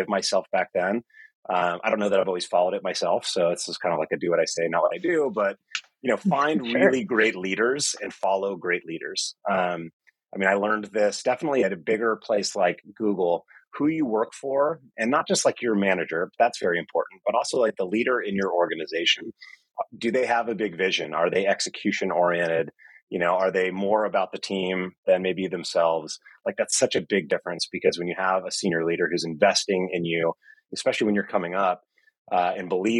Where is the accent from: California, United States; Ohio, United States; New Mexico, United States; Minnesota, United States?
California, United States; Marin County, Northern; I grew up in Northern California in Marin County